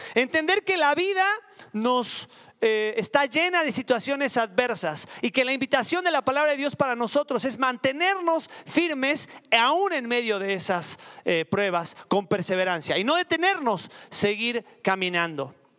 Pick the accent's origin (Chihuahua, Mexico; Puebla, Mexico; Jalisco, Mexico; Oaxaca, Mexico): Puebla, Mexico; En mi, en mi tierra le dicen jarrito de amozoc